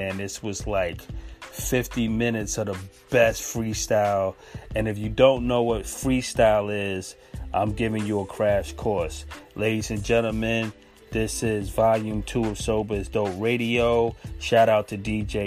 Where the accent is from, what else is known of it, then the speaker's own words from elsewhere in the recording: New York, United States; being a New Yorker